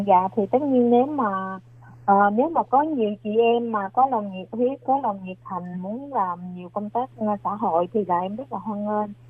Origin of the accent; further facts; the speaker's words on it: Vietnam; now in New Taipei, Taiwan; người Việt Nam của mình